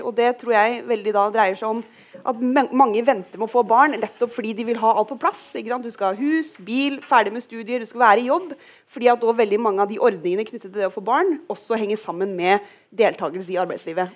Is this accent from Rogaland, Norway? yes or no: yes; Rogaland, Norway; hjemme i Rogaland